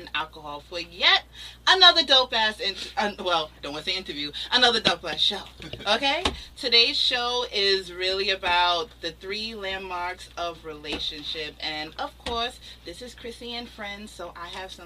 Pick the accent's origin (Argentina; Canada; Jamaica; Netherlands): Jamaica; I'm Jamaican